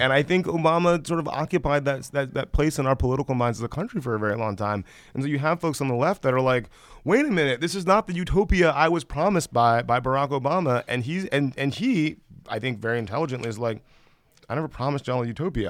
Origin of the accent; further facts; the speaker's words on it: Columbus, Georgia, United States; moved away; I grew up in, in West Central Georgia.